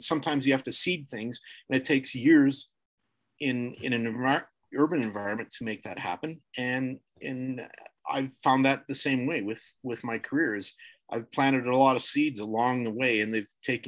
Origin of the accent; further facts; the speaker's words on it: Kelvington, Saskatchewan, Canada; also born or lived in Alberta / Colorado; now in United States; where I grew up in Saskatchewan and Kelvington